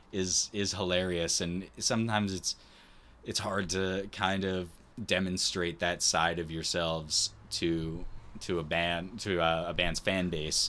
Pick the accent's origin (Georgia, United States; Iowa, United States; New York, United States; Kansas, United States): New York, United States; we're from New York.